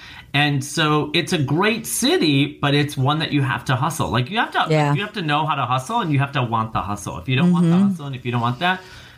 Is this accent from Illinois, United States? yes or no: yes; Rockford, Illinois, United States; now in New York, United States; My mother's Norwegian, my father is Turkish. I grew up in the outskirts of Chicago.